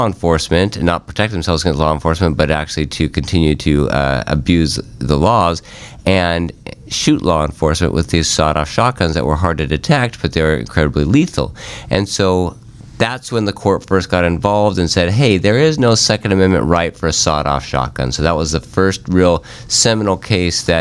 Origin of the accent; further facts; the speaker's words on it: Sandpoint, Idaho, United States; I grew up in Sandpoint, Idaho